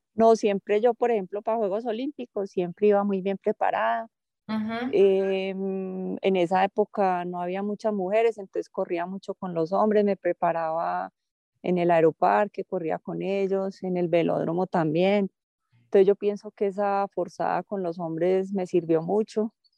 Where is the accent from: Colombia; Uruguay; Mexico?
Colombia; Antioquia; soy paisa y ¿qué más puedo pedir? ser antioqueña es el mayor orgullo para mí